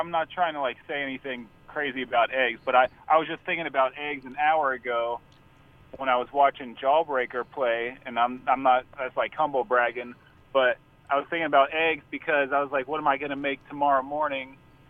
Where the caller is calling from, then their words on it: Brooklyn, New York, United States; Bed-Stuy, Brooklyn.